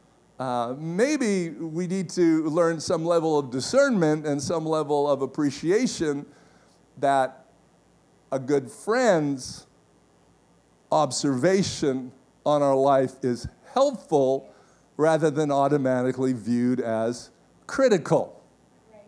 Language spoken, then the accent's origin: English; Canada; as a Canadian